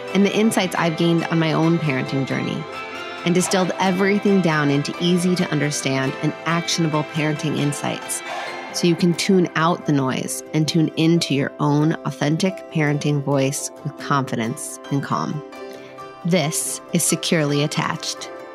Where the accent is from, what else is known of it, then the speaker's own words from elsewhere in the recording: Minnesota, United States; I'm from Minnesota